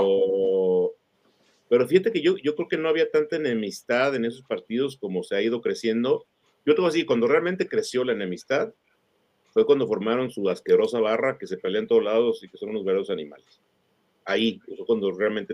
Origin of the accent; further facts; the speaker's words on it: Mexico; somos mexicanos